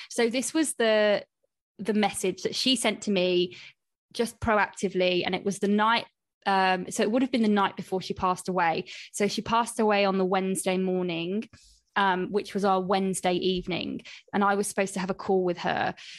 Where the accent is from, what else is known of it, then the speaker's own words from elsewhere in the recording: Coventry, West Midlands, United Kingdom; in Cov, like, where I'm from, there were no, like, sushi places